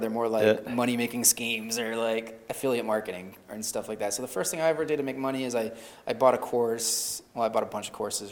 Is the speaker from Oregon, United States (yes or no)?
no; Upstate New York, United States; moved away as an adult; also born or lived in Bremerton, Washington / Myrtle Beach / Atlanta / Florida; Upstate New York. I moved back to my hometown.